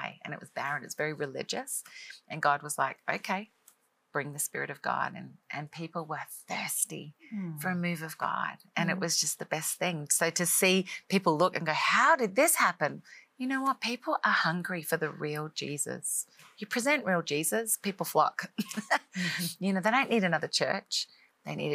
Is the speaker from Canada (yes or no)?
no; Australia; moved away as an adult; now in Nashville, United States; I'm an Australian girl living in America. Grew up in Australia, obviously most of my life